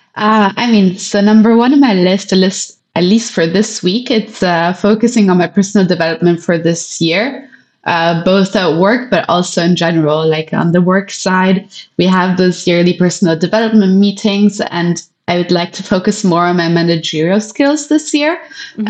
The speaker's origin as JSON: {"language": "English", "country": "Italy", "tie": "born or raised there", "moved": "yes", "said": "my hometown in Italy"}